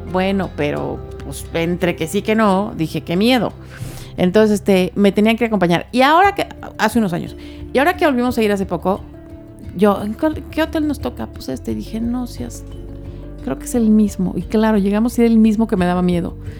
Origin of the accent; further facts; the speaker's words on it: Mexico; somos los mexicanos